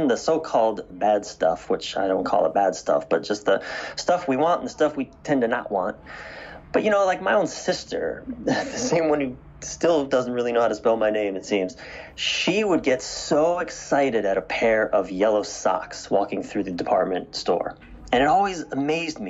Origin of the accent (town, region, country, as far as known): East Coast of the United States, United States; born or raised there